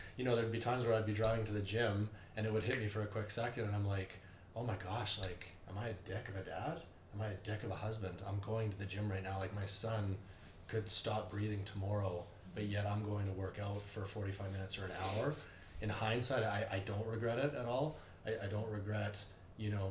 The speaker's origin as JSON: {"language": "English", "country": "Canada", "tie": "born or raised there", "said": "you're kind of raised growing up in Canada that your life is going to be somewhat okay and smooth"}